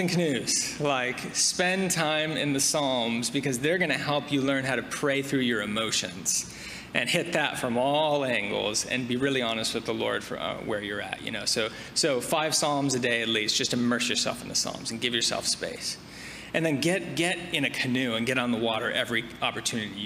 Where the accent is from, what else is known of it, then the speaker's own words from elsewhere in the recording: near Napa Valley, Northern California, United States; I grew up in Northern California, quite near Napa Valley